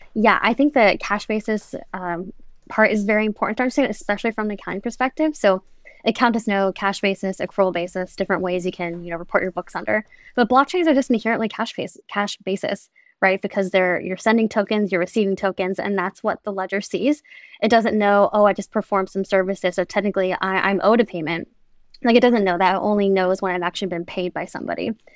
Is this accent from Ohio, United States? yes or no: no; Florida, United States; I'm from Florida